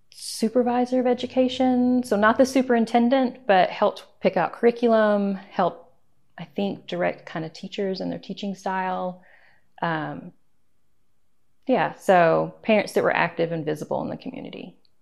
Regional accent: Sweetwater, Tennessee, United States; now in Eagle River, United States; I grew up in Tennessee, in Sweetwater, Tennessee, which is the eastern

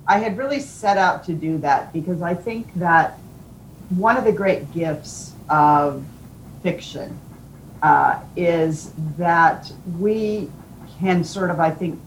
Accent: United States; we Americans

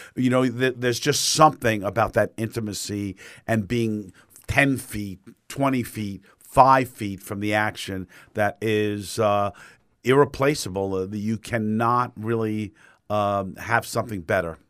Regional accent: New York, United States; moved away as an adult; now in Fort Myers, United States; as a New Yorker

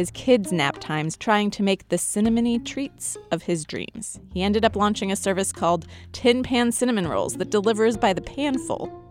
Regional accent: Kansas City, Missouri, United States; Growing up in Kansas City in the 1980s

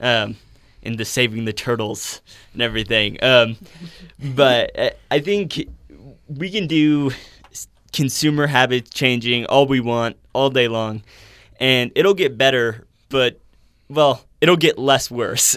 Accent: Chicago, Illinois, United States; now in Utah, United States; I'm from Chicago originally

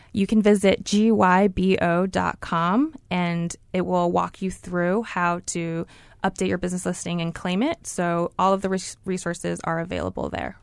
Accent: Honolulu, Hawaii, United States; now in Mountain View, United States; I am so excited to be representing Google in my hometown

